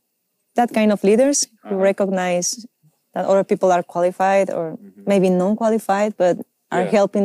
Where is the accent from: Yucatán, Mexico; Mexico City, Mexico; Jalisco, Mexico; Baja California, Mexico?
Mexico City, Mexico; I am from Mexico City.